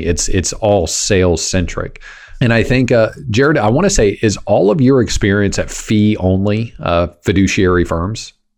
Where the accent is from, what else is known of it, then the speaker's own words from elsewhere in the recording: Kansas, United States; now in Texas, United States; growing up in Kansas